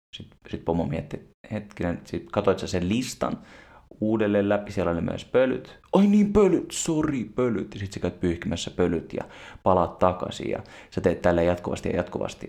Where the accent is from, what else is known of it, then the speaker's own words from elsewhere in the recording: Espoo, Uusimaa, Finland; mä olen syntynyt Despossa Jorvin sairaalassa